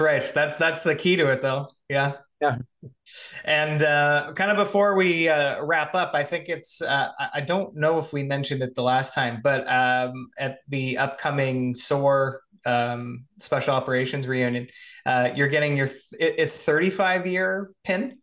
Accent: Canada; I'm Canadian too

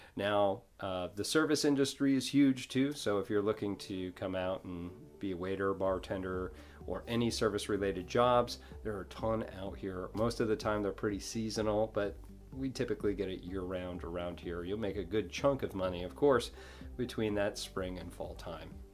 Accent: New York, United States; now in Destin, United States; I'm from New York.

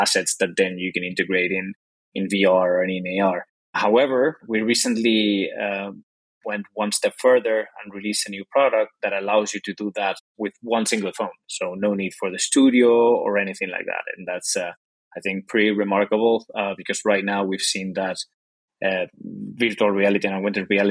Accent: Spain; English is a second language; also born or lived in Dublin, Ireland; I'm from Spain, as you can probably tell by my accent, and I'm currently in Spain

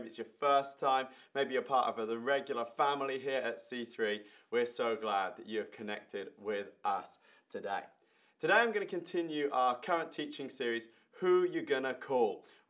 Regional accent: Ireland; I remember when I was 11 years old, I was growing up in Ireland.

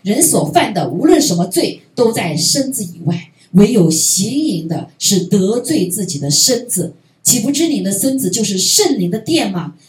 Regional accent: China; 我们中国人更是这样子，因为我们被被破坏了啊，被破坏。

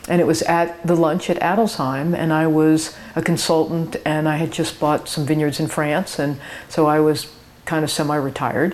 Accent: Sonoma County, California, United States; moved away as an adult; also born or lived in Los Angeles / Napa; now in Oregon, United States; I was born in Sonoma County, and my grandparents had a farm and a vineyard, and still

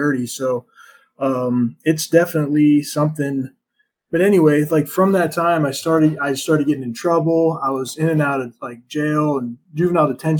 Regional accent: United States; growing up in America

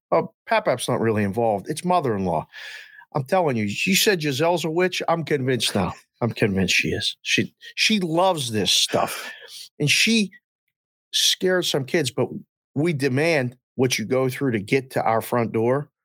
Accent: near Pittsburgh, Pennsylvania, United States; We grew up in Green Street, Pennsylvania, right outside of Pittsburgh, literally right outside the city

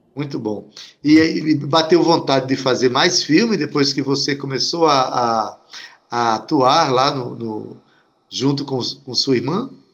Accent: Itabaiana, Paraíba, Brazil; eu sou de Itabaiana e quando era criança a gente tinha medo de sair de noite

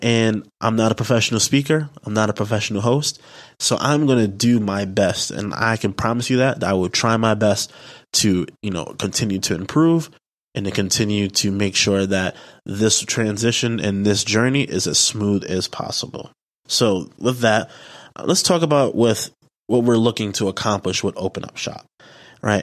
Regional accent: New York City, New York, United States; also born or lived in Delaware; I am from the Bronx, New York, you know, from the Bronx borough, the best borough

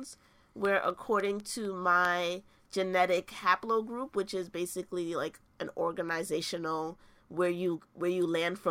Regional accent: Jamaica; I'm from Jamaica, we come from a small community called the Maroons.

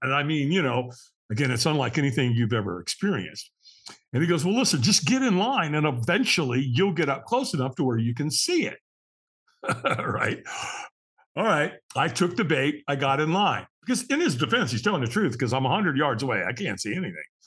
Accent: Los Angeles, California, United States; I was born in Hollywood, California

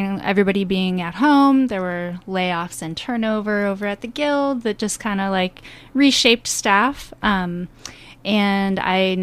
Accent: Farmington, Minnesota, United States; moved away as an adult; also born or lived in California; I grew up in Farmington, and I left and when I was 18

